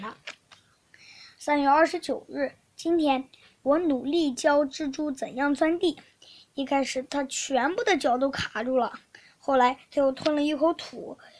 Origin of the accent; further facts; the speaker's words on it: Shandong, China; 我是来自山东的